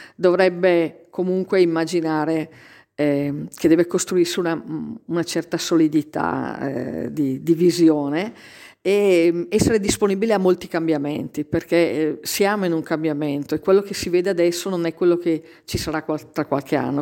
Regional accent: Alta Val Trompia, Lombardy, Italy; io vengo proprio dall'Alta Valtrompia

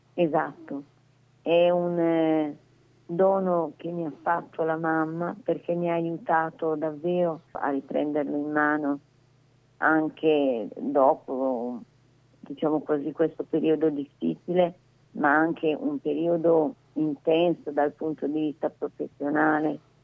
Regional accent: Manerbio, Lombardy, Italy; io sono di Manerbio

